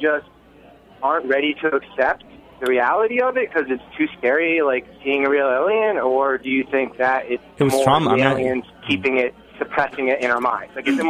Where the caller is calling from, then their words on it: Bushwick, New York, United States; calling from Bushwick.